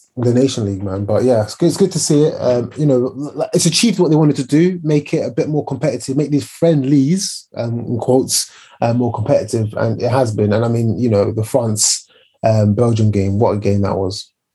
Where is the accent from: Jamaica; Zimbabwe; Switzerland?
Zimbabwe; moved away; I remember growing up in Zimbabwe